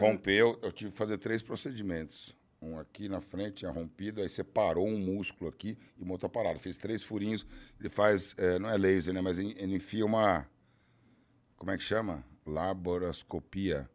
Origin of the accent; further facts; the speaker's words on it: interior of São Paulo, Brazil; Eu sou do interior de São Paulo